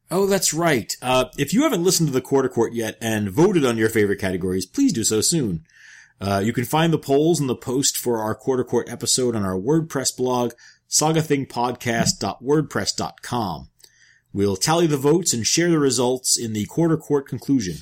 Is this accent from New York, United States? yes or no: yes; New York, United States; moved away; I am from New York